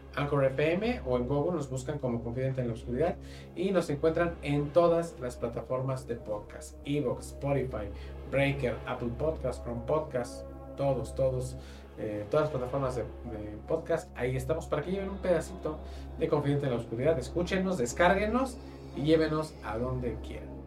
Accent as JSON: {"language": "Spanish", "country": "Mexico", "said": "somos nosotros los mexicanos"}